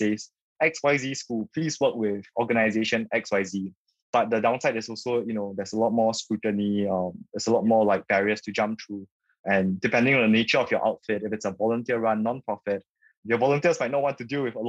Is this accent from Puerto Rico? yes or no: no; Singapore; born and raised in Singapore